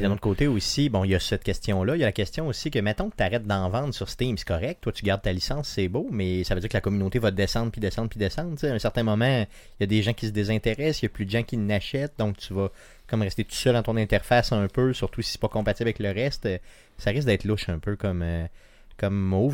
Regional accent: Quebec City, Quebec, Canada; par chez nous à Beauport

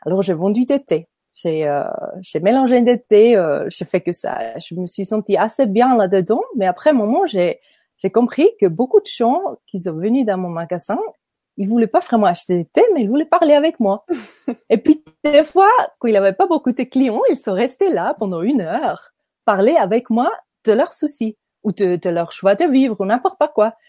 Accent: Nidwalden, Switzerland; French is a second language; moved away as an adult; also born or lived in Ireland / French-speaking Switzerland; je suis née à Nidwalden. C'est un petit village, euh, un petit canton en Suisse, au milieu du Suisse. Et puis, euh, je suis grandie à Nidwalden aussi

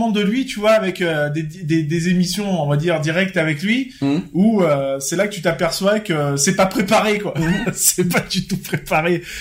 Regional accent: southern France, France; accent: southern French; je, sais bien qu'on s'est bien foutu de ma gueule sur mon accent du sud

